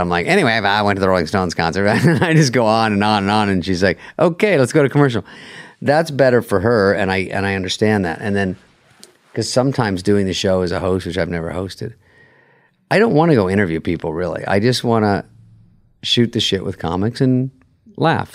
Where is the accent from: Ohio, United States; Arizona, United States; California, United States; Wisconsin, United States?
Arizona, United States; I'm from Arizona